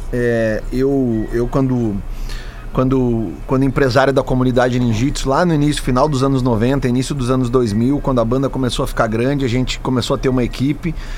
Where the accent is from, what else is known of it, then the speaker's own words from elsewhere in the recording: Brazil; A gente, como brasileiro